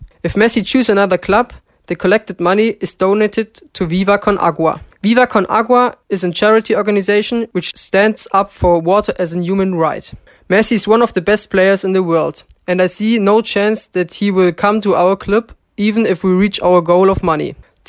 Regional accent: Germany; from Germany.

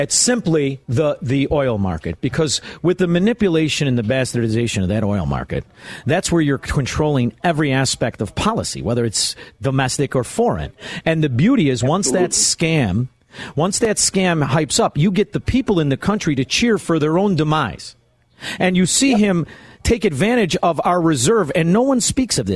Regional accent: Chicago, Illinois, United States; I'm from Chicago

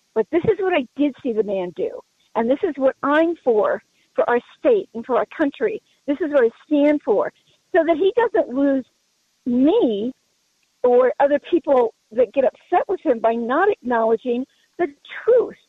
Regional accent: Colorado, United States; I'm from Colorado, been around a long time.

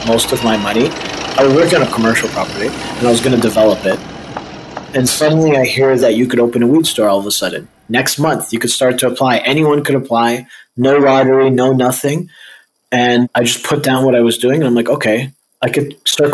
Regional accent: Egypt; also born or lived in Ontario; now in Toronto, Canada; I was born in Egypt, so I just sell weed and I'm Egyptian

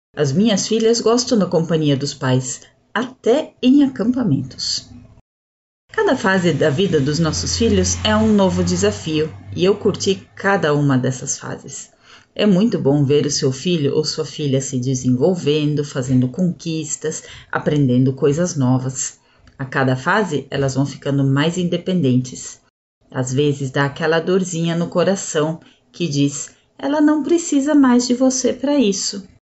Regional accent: São Paulo, Brazil; eu sou de São Paulo, capital, onde eu moro com a minha família

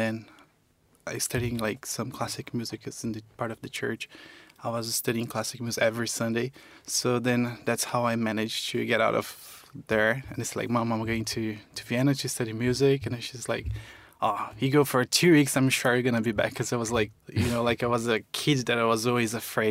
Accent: Campo Grande, Mato Grosso do Sul, Brazil; also born or lived in Eldorado, Mato Grosso do Sul; I actually was born in Eldorado, which is in Mato Grosso do Sul, in the border with Paraná. So I was born there, and then I grew up in Campo Grande, Mato Grosso do Sul, which is the capital

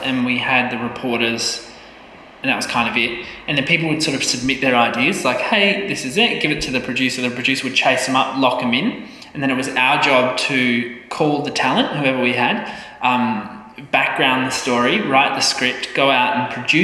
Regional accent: Adelaide, South Australia, Australia; Growing up in Adelaide

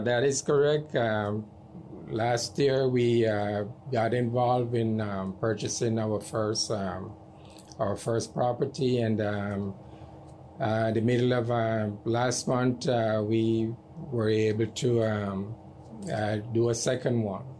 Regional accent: Jamaica; moved away; I am from Jamaica

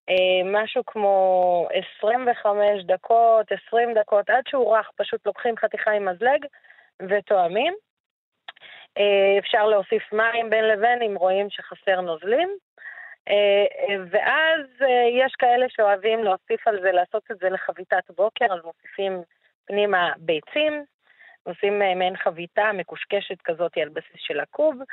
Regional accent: Baqa al-Gharbiyye, Haifa District, Israel; שהייתי ילדה קטנה, שהיינו יוצאים, אני מדברת איתך בת חמש, שש, אה, והולכים וקוטפים, היה פה לא רחוק, אני נולדתי בבאקה, אז לא רחוק מבאקה הייתה גבעה כזאת

